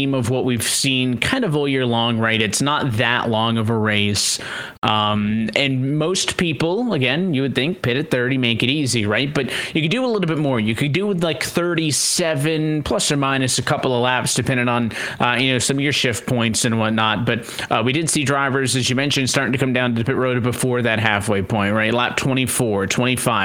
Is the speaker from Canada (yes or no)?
yes; Canada; being Canadian